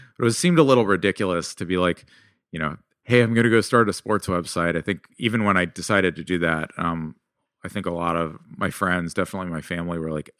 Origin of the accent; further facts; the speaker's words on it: California, United States; And like, I grew up in Silicon Valley.